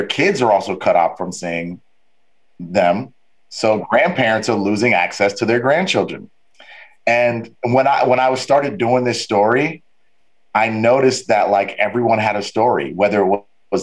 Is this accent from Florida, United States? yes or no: yes; Fort Lauderdale, Florida, United States; also born or lived in Evanston, Illinois; I was born and raised in Fort Lauderdale